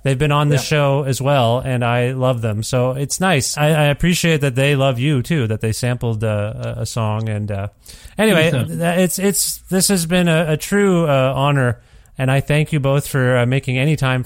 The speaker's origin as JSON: {"language": "English", "country": "India", "said": "I'm Indian"}